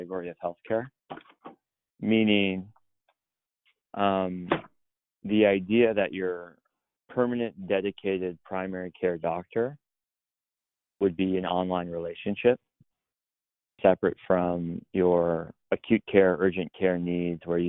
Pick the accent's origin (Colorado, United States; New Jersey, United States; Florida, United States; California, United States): California, United States; Los Angeles; moved away as an adult; also born or lived in Boston / New York; I was born in Los Angeles, born and raised there.